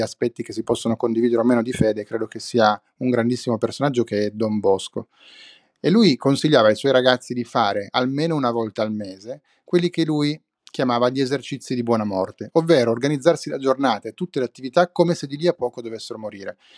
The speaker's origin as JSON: {"language": "Italian", "town": "Turin", "region": "Piedmont", "country": "Italy", "tie": "born or raised there", "said": "io sono nato a Torino"}